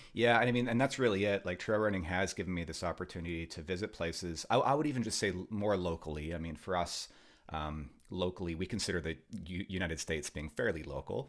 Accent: Vancouver, British Columbia, Canada; growing up in Vancouver here

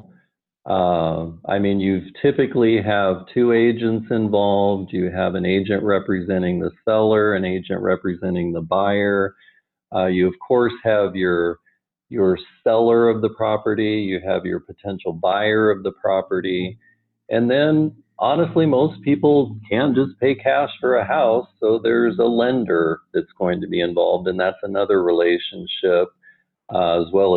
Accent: Omaha, Nebraska, United States; also born or lived in Wayne, Nebraska; I'm from the Omaha area, and at 17 years ago, we moved back

